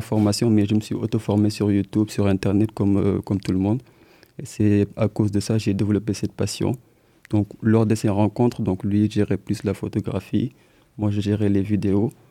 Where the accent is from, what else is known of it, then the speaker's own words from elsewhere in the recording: Senegal; moved away as an adult; now in Poitiers, France; on est des étudiants donc, euh, du Sénégal, donc on est originaire du Sénégal